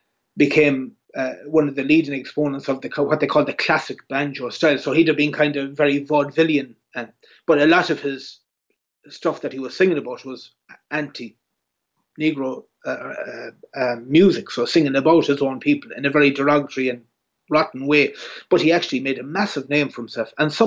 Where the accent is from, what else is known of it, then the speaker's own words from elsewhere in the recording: Ireland; Or again, as an Irish musician, you can be very much pigeon boxed, or, you know, that's who you are.